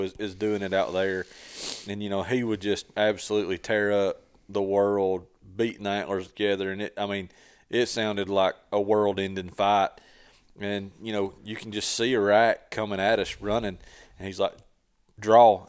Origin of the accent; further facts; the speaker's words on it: Tennessee, United States; I grew up hunting in Tennessee